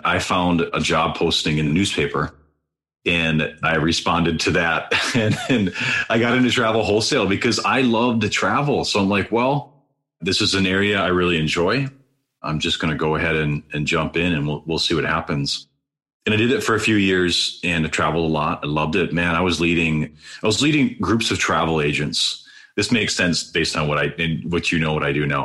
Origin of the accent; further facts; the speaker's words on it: Wisconsin, United States; also born or lived in Green Bay, Wisconsin; Green Bay, where I grew up, that was just an hour, 15 minute drive straight north from my hometown